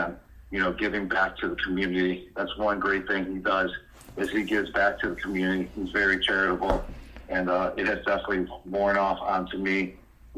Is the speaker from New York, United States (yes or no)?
yes; Buffalo, New York, United States; I'm from Buffalo